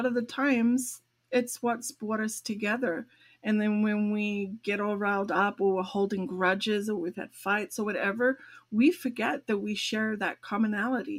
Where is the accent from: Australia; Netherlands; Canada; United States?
Australia; moved away; I'm from Australia. Right now, my parents are in Sydney